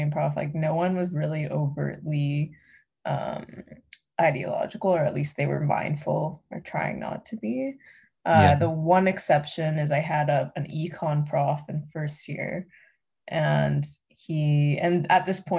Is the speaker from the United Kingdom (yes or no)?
no; Canada; I'm Canadian